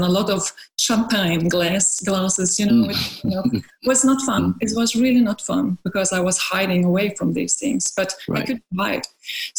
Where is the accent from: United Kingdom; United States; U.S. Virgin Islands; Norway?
Norway; now in France; I'm from Norway, but living in France.